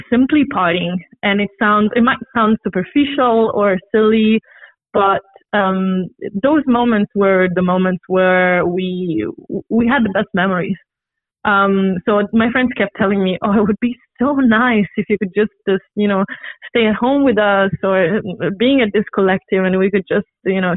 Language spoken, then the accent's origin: English; Rome, Lazio, Italy; moved away as an adult; now in Copenhagen, Denmark; I'm Italian. I'm originally from Rome, and I've been living here for the past 4 years.